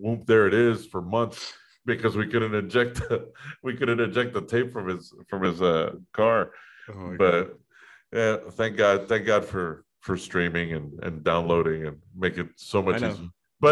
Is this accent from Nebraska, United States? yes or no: no; Miami, Florida, United States; also born or lived in Gainesville, Florida; when I came back to Miami from Gainesville, I only stayed at home for like a year and then I moved out.